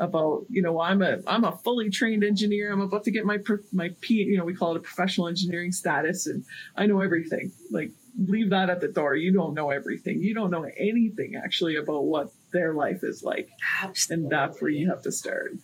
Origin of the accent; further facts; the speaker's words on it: Prince Albert, Saskatchewan, Canada; my hometown is in Saskatchewan, and some from the north, from Prince Albert area